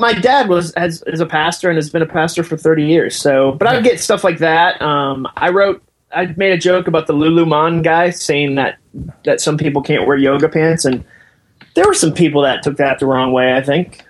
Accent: Massachusetts, United States; moved away as an adult; I grew up in Massachusetts

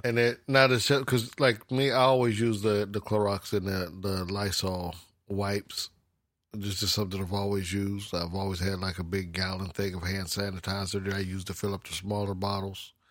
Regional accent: United States; being American, we, we kind of slack off a little bit

